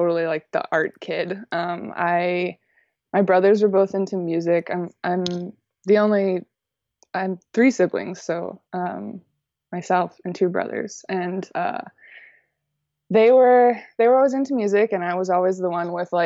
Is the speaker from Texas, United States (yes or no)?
yes; College Station, Texas, United States; now in Austin, United States; I'm from College Station, Texas, which is... it's kind of like a medium-sized town in Texas. Most people just move there to go to college and leave, but I grew up there